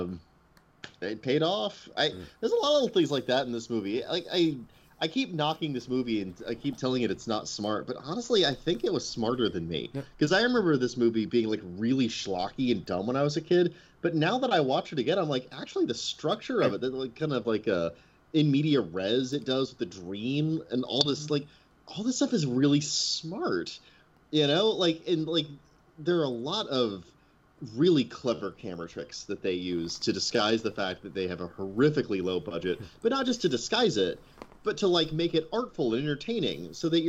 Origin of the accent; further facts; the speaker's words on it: Midwest, United States; I'm from the Midwest